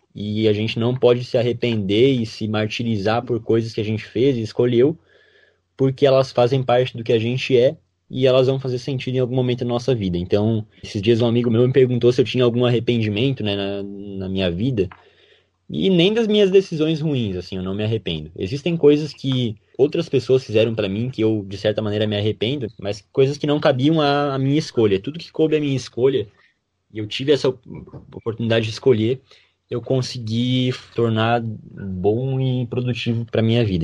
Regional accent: Ipumirim, Santa Catarina, Brazil; eu sou de Pumirim e o cursinho era em Concórdia

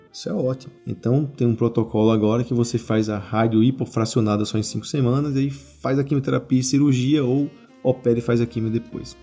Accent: Natal, Rio Grande do Norte, Brazil; eu sou de Natal

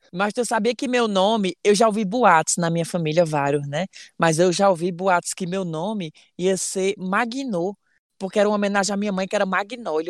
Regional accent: Ceará, Brazil; eu sou cearense

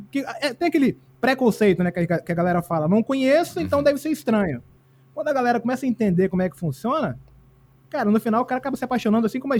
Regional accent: Minas Gerais, Brazil; now in Espírito Santo, Brazil; Eu sou mineiro, na verdade, mas eu moro no Espírito Santo há 30 anos já

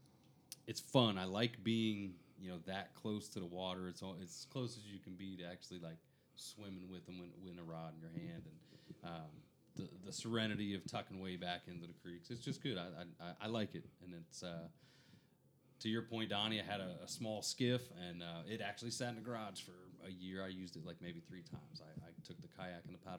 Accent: Connecticut, United States; now in Florida, United States; I'm from Connecticut

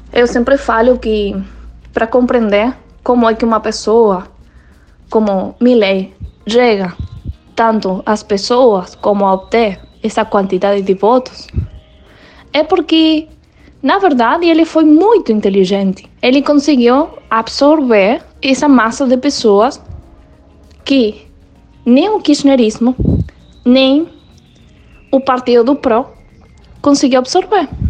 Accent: Argentina; sou da Argentina

